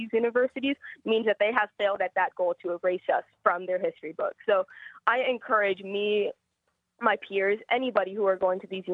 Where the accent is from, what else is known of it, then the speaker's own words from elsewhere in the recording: Oahu, Hawaii, United States; now in Hilo, United States; I'm from Oahu originally, but currently I am in Hilo, Hawaii